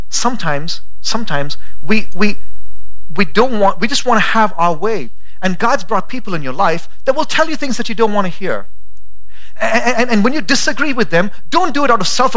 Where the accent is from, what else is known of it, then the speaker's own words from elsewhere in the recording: India; now in Boise, United States; I'm from India.